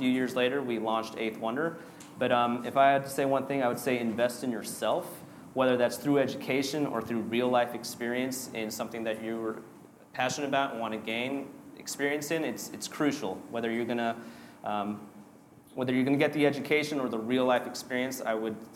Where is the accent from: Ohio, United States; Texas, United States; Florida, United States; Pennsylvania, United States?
Texas, United States; Houston; also born or lived in New Orleans; growing up in Houston, a big food and beverage town